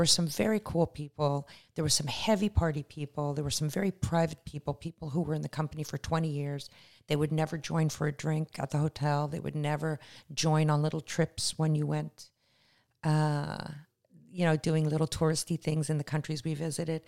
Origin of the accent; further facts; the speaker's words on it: Canada; moved away as an adult; also born or lived in Israel / Toronto; now in Los Angeles, United States; I'm Canadian. I emigrated in November uh, as an alien with extraordinary ability